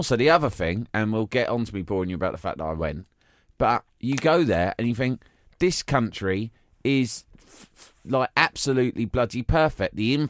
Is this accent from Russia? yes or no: no; Ireland; Hey, I'm Irish too!